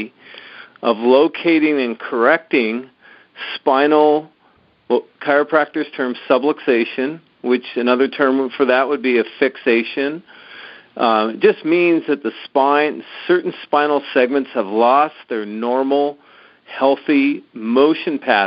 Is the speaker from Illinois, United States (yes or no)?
no; San Diego, California, United States; growing up in San Diego